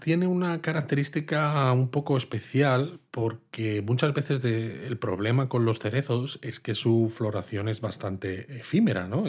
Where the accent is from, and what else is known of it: Madrid, Community of Madrid, Spain; now in Kyoto, Japan